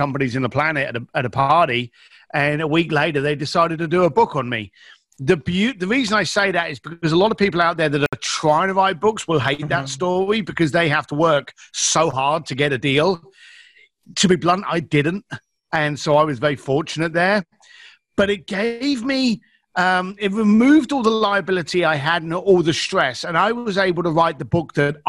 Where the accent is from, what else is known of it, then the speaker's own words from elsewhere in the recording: London, United Kingdom; I'm an East London boy